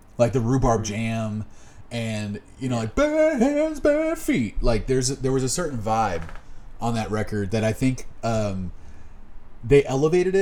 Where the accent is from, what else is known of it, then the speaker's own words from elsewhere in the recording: near Austin, Texas, United States; now in Austin, United States; growing up near Austin, living in Austin for the last, you know, 10 years of my life